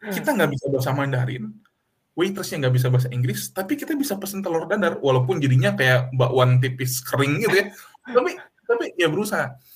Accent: West Java, Indonesia; now in Netherlands; Jadi kalau di Indonesia mah saya orang Sunda, saya bisa bahasa Indonesia, saya bisa bahasa Sunda gitu.

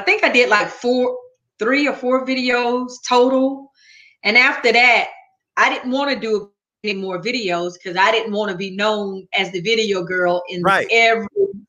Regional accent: Athens, Georgia, United States; Athens, Georgia.

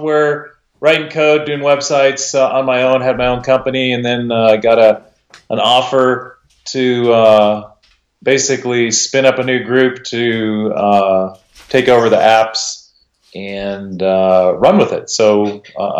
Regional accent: Boulder, Colorado, United States; also born or lived in Indianapolis, Indiana / Poughkeepsie, New York; now in Denver, United States; grew up in Boulder, Colorado, back in the 60s and 70s.

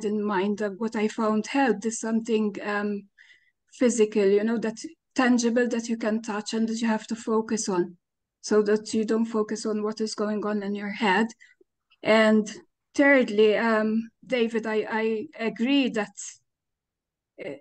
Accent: Malta; I'm Maltese. I'm from Malta.

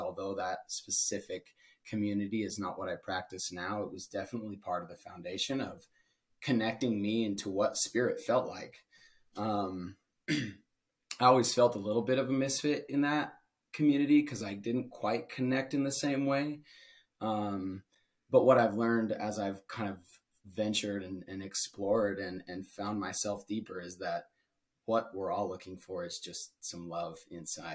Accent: Utah, United States; moved away; growing up in Utah in a religious community

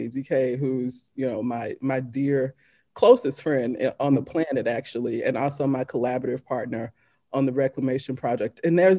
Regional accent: Deep South, United States; as a Southern born Black woman, you know, right, growing up in the Deep South

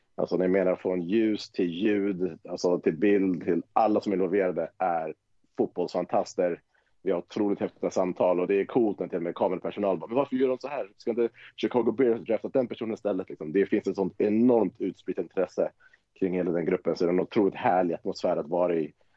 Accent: Tyresö, Stockholm County, Sweden; also born or lived in Wisconsin; Vi kommer ju från Tyresö båda två

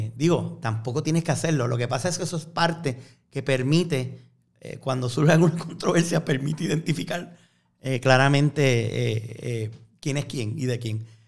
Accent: Fajardo, Puerto Rico; now in San Juan, Puerto Rico; aunque aparezca todavía con la dirección mía de las casas de mis papás en Fajardo

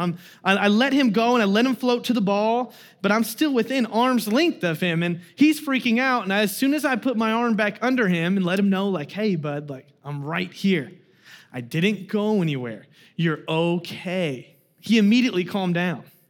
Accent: Kansas, United States; moved away; I'm from Kansas

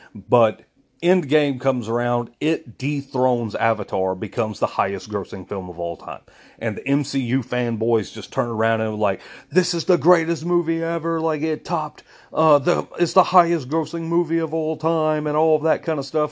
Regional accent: United States; I'm American. I'm very proud to be American

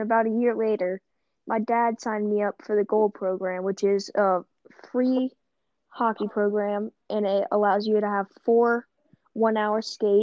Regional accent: Nolensville, Tennessee, United States; born or raised there; also born or lived in Knoxville, Tennessee

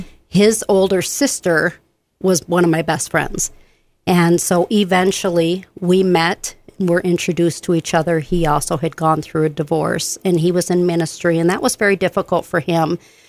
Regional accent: Benton Harbor, Michigan, United States; also born or lived in Southern Illinois; now in Bemidji, United States; but I'm from Michigan, Benton Harbor, St. Joe, Michigan, and I was an Air Force brat as well, so I lived in Southern Illinois for a while.

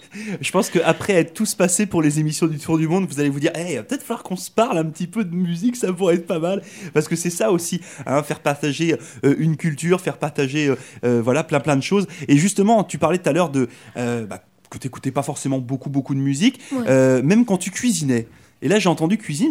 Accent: France; moved away as an adult; j'étais à l'école en France, hein, vous le savez, je suis arrivé de France moi il y a trois ans

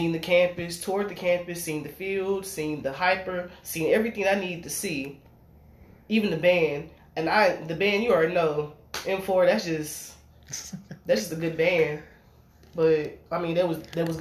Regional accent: Arkansas, United States; I'm from Fort Knox, Arkansas.

